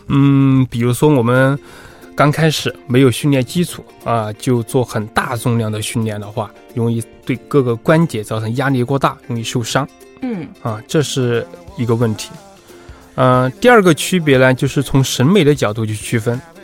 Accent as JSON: {"language": "Chinese", "region": "Sichuan", "country": "China", "said": "我是四川人"}